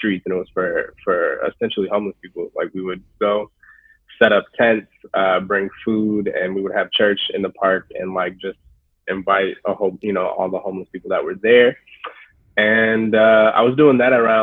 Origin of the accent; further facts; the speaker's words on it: Phoenix, Arizona, United States; moved away as an adult; born and raised Phoenix, Arizona, South Phoenix